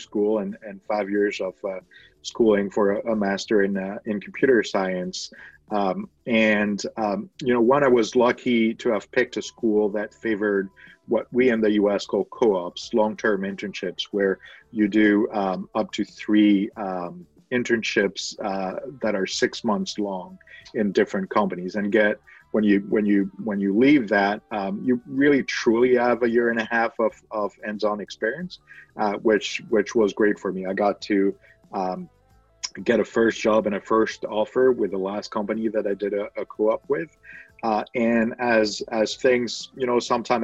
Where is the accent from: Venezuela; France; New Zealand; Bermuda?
France; I was born and raised in France